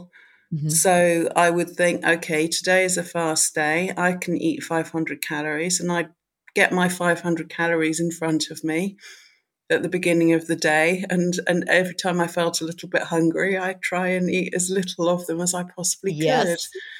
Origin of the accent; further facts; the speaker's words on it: United Kingdom; because being a Brit, there's the whole Michael Mosley thing.